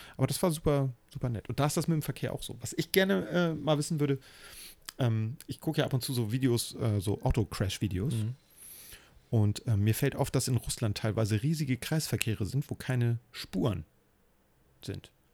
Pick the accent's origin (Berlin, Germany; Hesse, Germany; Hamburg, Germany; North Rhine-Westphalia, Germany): Hamburg, Germany; Ich bin ja in, im Hamburger Stadtteil Eppendorf groß geworden.